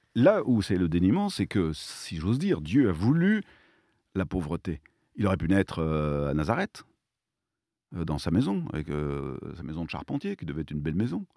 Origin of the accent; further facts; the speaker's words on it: Provence-Alpes-Côte d'Azur, France; chez nous, en Provence